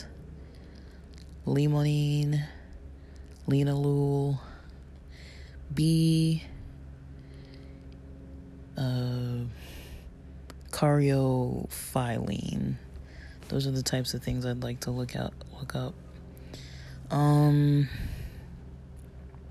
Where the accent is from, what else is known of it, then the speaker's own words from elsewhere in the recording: Southern California, United States; I'm from SoCal. I mean, I wasn't, like, born here, but I was definitely raised here